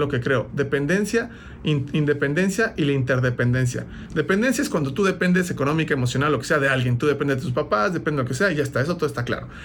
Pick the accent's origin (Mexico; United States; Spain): Mexico; yo crecí nací en un contexto eh, pues estamos hablando promedio en México